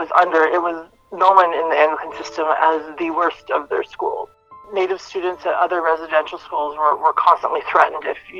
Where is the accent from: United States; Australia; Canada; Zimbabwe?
Canada; Lower Cayuga Nation, Ontario; I'm from the Lower Cugan Nation. I'm Wolf Clan, and we are part of the Haudenosaunee Confederacy.